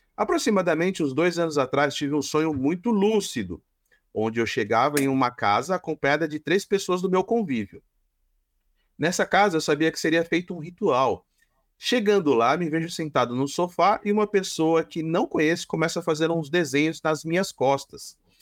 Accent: São Caetano do Sul, São Paulo, Brazil; eu vim do tá... reinado de São Caetano do Sul

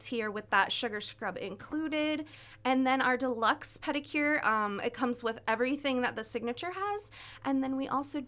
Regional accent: Iowa, United States; also born or lived in Minnesota; now in California, United States; I'm originally from Iowa, and I moved to Minnesota, and I got my cosmetology license there

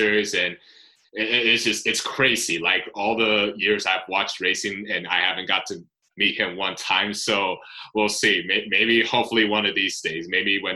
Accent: United States; I'm an American driver

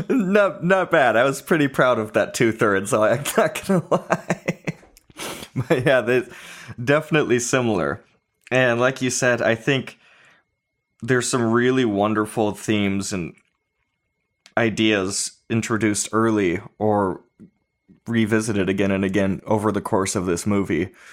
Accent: California, United States; now in Nashville, United States; I'm from California

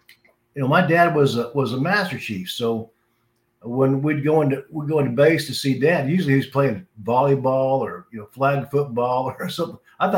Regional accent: San Diego, California, United States; born there; I was born in San Diego, Balboa Naval Hospital. My dad was in the Navy.

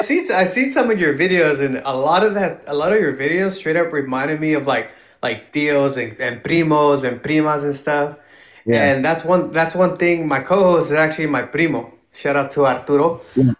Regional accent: King City, California, United States; we also grew up in un rancho outside of King City.

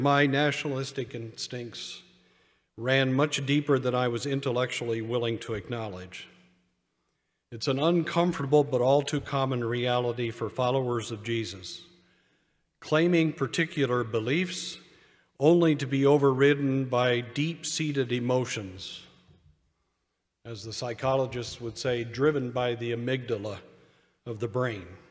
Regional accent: United States; I am an American

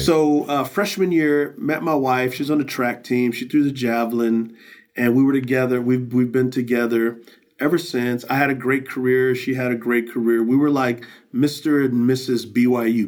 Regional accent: San Antonio, Texas, United States; I grew up in San Antonio, Texas, on the west side

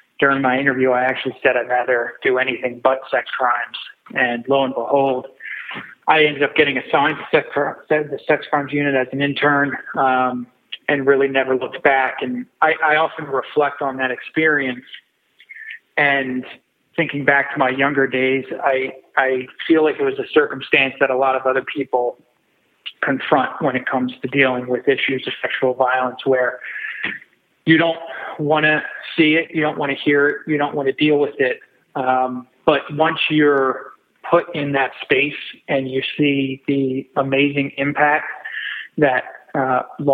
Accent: Whitpain Township, Pennsylvania, United States; I grew up in Whitpain Township, which is only about 10 minutes away from the courthouse where I ended up working as an assistant district attorney in Montgomery County. That was located in Norristown, Pennsylvania.

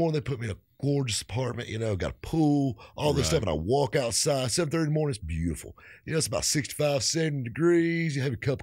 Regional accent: the South, United States; I'm from the South

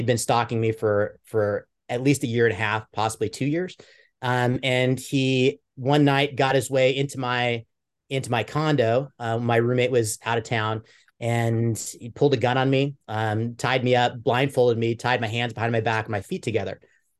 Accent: Mercer Island, Washington, United States; I grew up in Mercer Island, Washington, which is a kind of a white collar area, pretty affluent area.

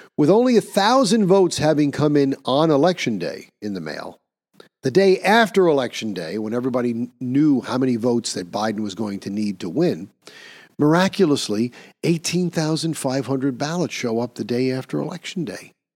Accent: New York, United States; my home state of New York

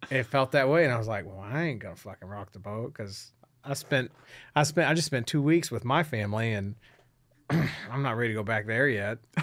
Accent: Houston, Texas, United States; I'm from Houston

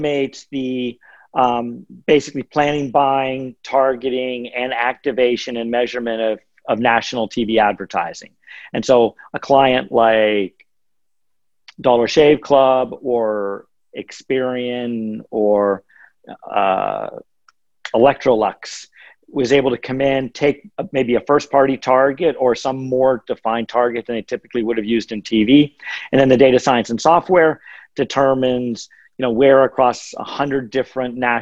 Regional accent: the mountains of Western Pennsylvania, United States; born or raised there

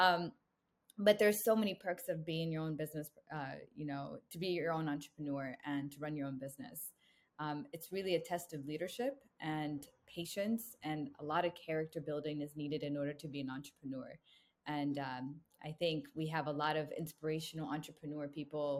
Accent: United States; moved away; also born or lived in Jerusalem / Chicago, Illinois / Cleveland, Ohio / San Diego, California; I grew up most of my life in Chicago and Cleveland, Ohio

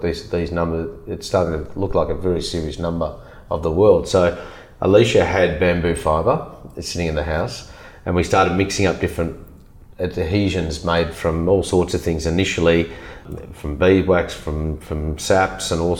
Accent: Melbourne, Victoria, Australia; I grew up in Melbourne. I was born in Hawthorne in Melbourne.

